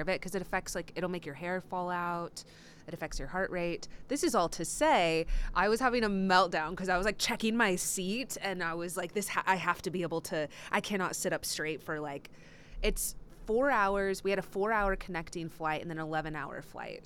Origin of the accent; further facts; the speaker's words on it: Texas, United States; I grew up in Texas